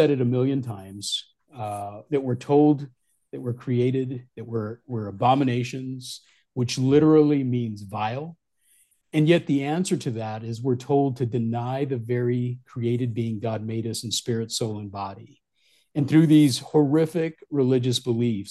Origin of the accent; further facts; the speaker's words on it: Southwest, United States; moved away as an adult; also born or lived in Midwest; in 2017, I moved back to my origins in the Southwest